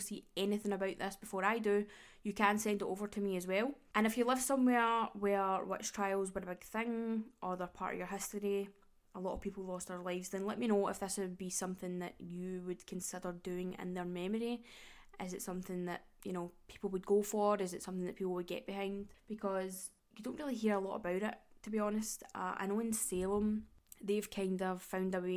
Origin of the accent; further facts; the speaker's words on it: Glasgow, Scotland, United Kingdom; I am from Glasgow. I was born in Glasgow and I still live in Glasgow.